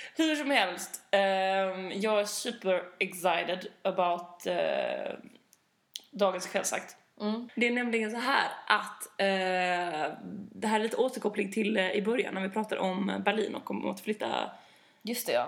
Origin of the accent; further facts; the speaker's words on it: Malmö, Skåne, Sweden; moved away; nu när jag är hemma i Malmö så kommer jag jobba